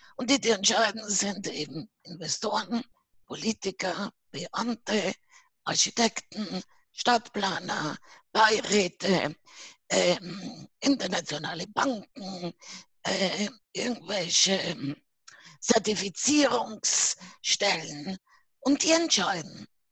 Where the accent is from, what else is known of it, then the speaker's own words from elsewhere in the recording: Buenos Aires, Argentina; now in Vienna, Austria; Ich bin aus Buenos Aires, Argentinien, ne? hm? Auslandsösterreicherin hm? und ich lebe in Wien